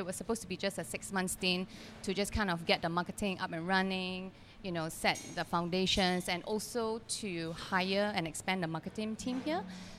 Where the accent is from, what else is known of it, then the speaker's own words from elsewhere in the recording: Selangor, Malaysia; moved away as an adult; now in Phuket, Thailand; I am from Malaysia, born in Selangor.